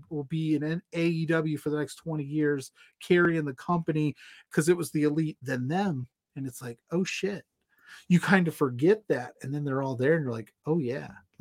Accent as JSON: {"language": "English", "region": "Indiana", "country": "United States", "said": "I'm from Indiana, and I say pop."}